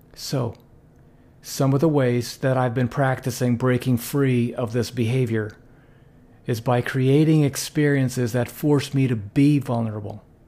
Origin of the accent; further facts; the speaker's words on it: Philippines; growing up in the Philippines